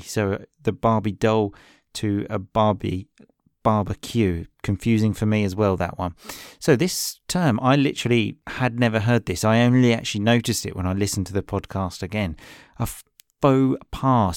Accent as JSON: {"language": "English", "region": "England", "country": "United Kingdom", "said": "I'm English"}